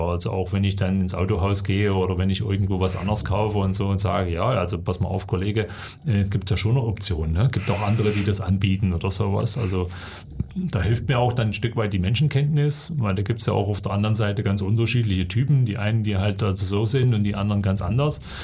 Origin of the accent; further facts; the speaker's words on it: Erzgebirge, Saxony, Germany; Erzgebirge ist natürlich eben schon meine Heimat. Das sind meine Wurzeln, da gehöre ich hin